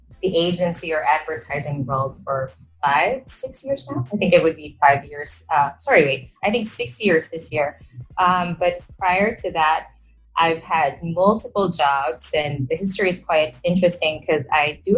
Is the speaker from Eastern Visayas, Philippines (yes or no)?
no; Manila, Metro Manila, Philippines; I am from Manila, so that is the capital of the country.